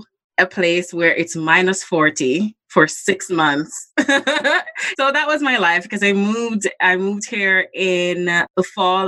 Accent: Jamaica; moved away as an adult; also born or lived in North Bay, Canada; now in Toronto, Canada; I am originally from Jamaica. I lived there for the first 25 years of my life. And then I migrated to Canada.

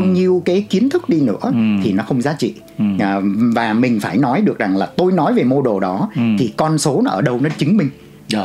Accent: Vietnam; moved away; also born or lived in Canada

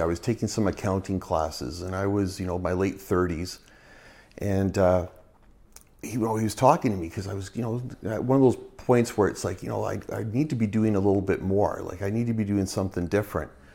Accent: Burnaby, British Columbia, Canada; now in Prince George, Canada; I was born in Burnaby, so I've always been a B C boy

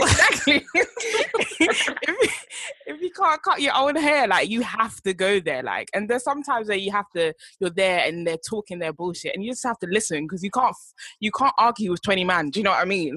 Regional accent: United Kingdom; also born or lived in Ghana (heritage); us being British, me and … being Ghanaian

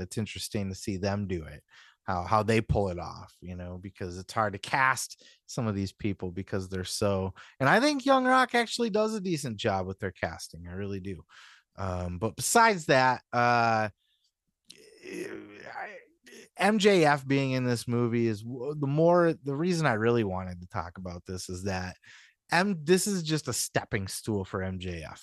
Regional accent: Midwest, United States; where I'm from, you know, up in the Midwest

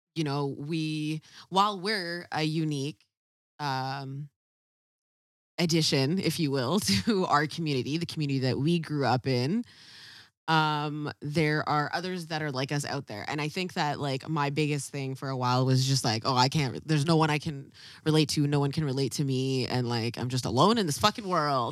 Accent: Ladner, British Columbia, Canada; we grew up in a very, very, very white community, uh, called Ladner.

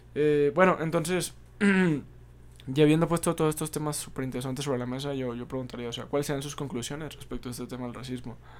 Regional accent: Mexico; nuestros orígenes como pueblo mexicano

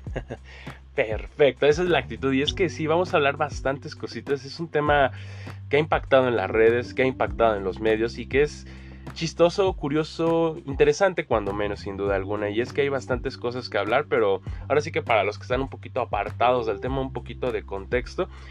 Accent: Mexico

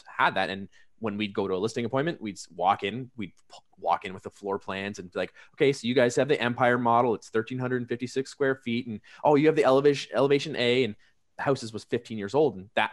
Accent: Canada; as a Canadian, we call it niche

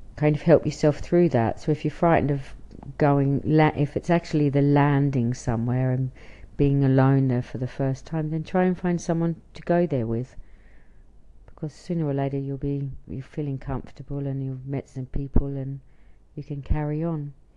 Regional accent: Australia; now in Israel; I'm an Australian living in Israel

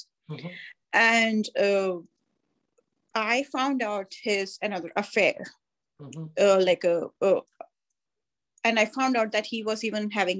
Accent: India; moved away as an adult; now in United States; I was born in India

